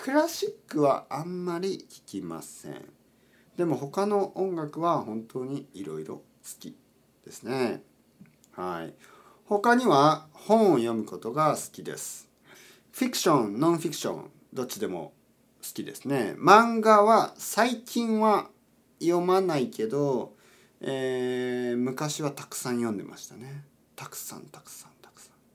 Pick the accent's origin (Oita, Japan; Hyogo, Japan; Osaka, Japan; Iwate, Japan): Oita, Japan; now in Tokyo, Japan; 僕の出身大分県です九州の大分県です